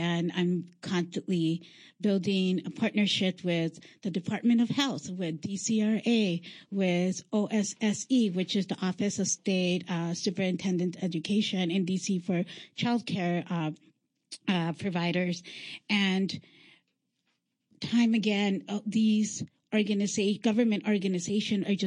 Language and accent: English; Los Angeles, California, United States; moved away; I am a transplant from Los Angeles, California